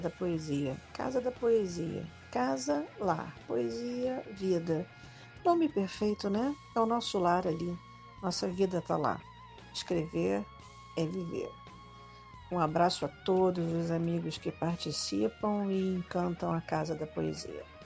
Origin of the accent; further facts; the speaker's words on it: interior of Goiás, Brazil; sou do interiorzinho de Goiás